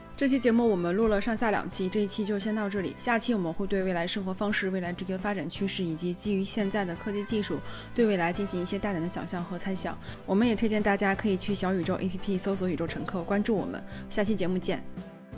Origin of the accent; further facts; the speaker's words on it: China; 我是中国人